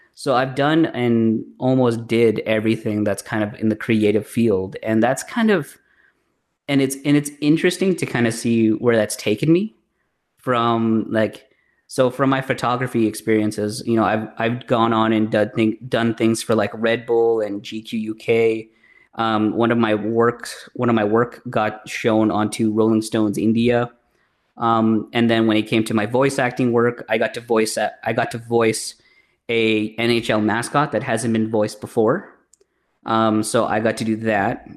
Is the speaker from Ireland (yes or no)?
no; Bambang, Nueva Vizcaya, Philippines; now in Canada; I was originally born in the Philippines, uh, in a small province town called Bambang